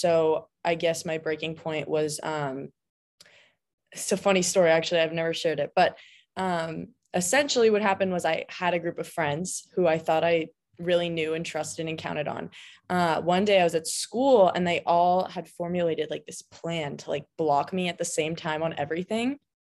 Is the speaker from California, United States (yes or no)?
yes; California, United States; Well, I mean, I've lived in California my whole life. I'm from Southern California.